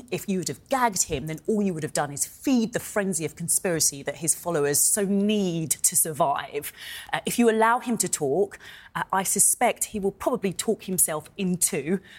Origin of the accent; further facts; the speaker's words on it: United Kingdom; as a British person